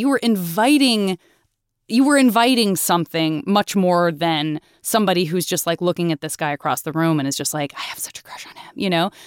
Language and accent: English; Tucson, Arizona, United States; I was growing up in Tucson, which is also a very car culture town